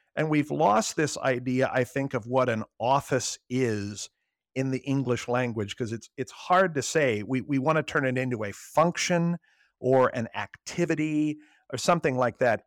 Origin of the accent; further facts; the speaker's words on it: Southern Illinois, United States; moved away as an adult; also born or lived in Fort Wayne, Indiana; now in Arlington, United States; I am originally from Southern Illinois, about an hour and a half southeast of Saint Louis, where I grew up